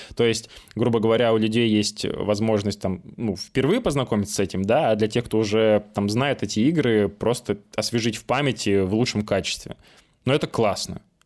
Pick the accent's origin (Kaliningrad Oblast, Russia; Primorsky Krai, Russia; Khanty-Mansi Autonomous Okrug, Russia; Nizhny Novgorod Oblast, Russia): Khanty-Mansi Autonomous Okrug, Russia; Nyagan; moved away; я из Нягань